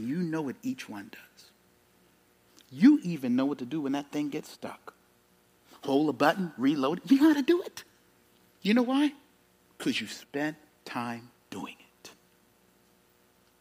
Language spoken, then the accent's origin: English; South Carolina, United States; I grew up in South Carolina